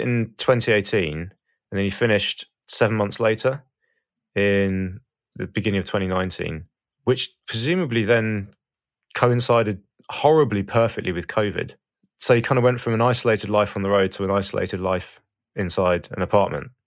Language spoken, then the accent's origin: English; Brighton, South East England, United Kingdom; I'm from Brighton